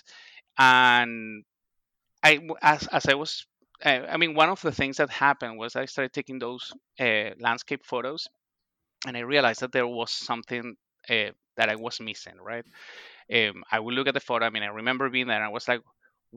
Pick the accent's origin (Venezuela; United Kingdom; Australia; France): Venezuela; moved away as an adult; also born or lived in Ohio, United States / Boston, United States; now in Niskayuna, United States; I am originally from Venezuela